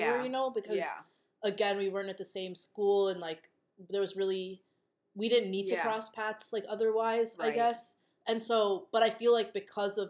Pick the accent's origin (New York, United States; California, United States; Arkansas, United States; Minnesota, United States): Minnesota, United States; Rochester; moved away as an adult; now in Boston, United States; I'm from Minnesota, and I was born and raised in Rochester, which is where the Mayo Clinic is